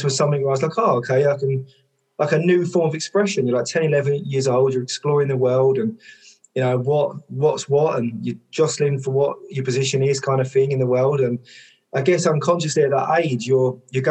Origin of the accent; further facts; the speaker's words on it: Westcliff-on-Sea, East of England, United Kingdom; my hometown club is Westcliff